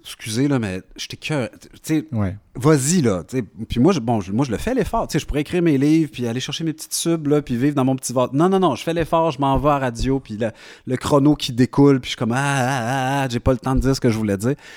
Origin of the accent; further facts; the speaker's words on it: Quebec, Canada; je suis québécois